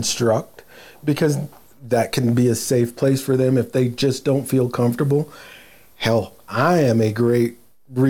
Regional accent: Willamette Valley, Oregon, United States; I was born in the Willamette Valley. That's where I started my waterfowl career, my upland career.

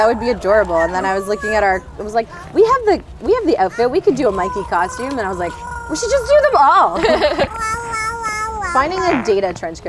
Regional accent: Toronto, Ontario, Canada; also born or lived in Arizona, United States; so I'm from Canada, but I'm from Toronto, but my family moved around a lot, and I actually ended up living in the States for 4 years. And 2 years I was in Arizona

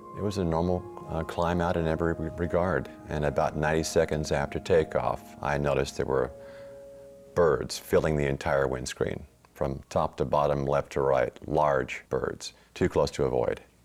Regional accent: Texas, United States; growing up in Texas

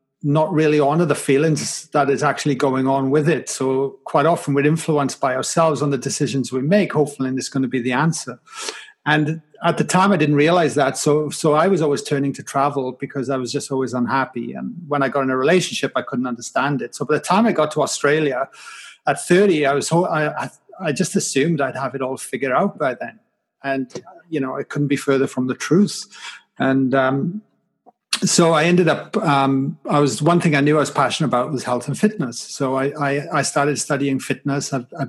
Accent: Wales, United Kingdom; But growing up in Wales was pretty tough as well. I mean, I grew up in a valley. On a council estate

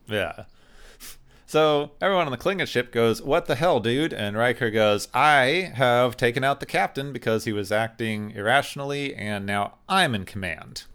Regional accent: Arizona, United States; I grew up in Arizona

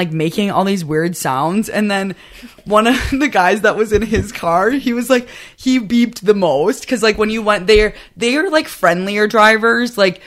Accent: Wisconsin, United States

